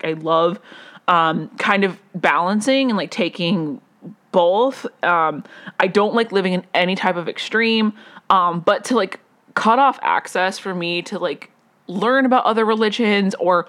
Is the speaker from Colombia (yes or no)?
yes; Colombia; also born or lived in Las Vegas, United States; I did grow up in Colombia, but that's not what I'm trying to say. I grew up in Las Vegas for a little while.